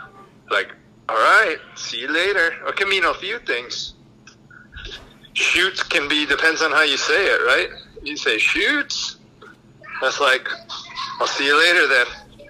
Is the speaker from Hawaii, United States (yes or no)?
yes; Haleiwa, Hawaii, United States; Technically, I was born in Honolulu, but that hospital's been blown up. They blew it up to build a hotel. Your dad probably would work at it. Rest in peace, my hospital. My hometown is Haleiwa. It's like the Disneyland for surfers.